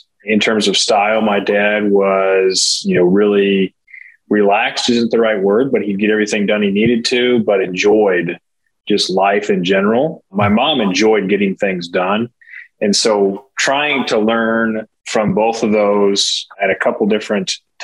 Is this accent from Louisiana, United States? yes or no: no; Nebraska, United States; now in Kansas City, United States; I grew up in Nebraska between Lincoln and Omaha